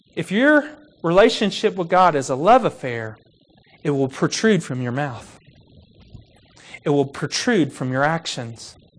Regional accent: Kentucky, United States; I grew up in Kentucky

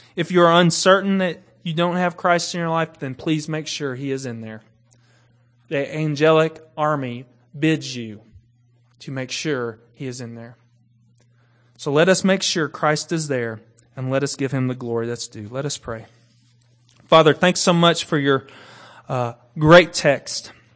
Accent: Kentucky, United States; I grew up in Kentucky.

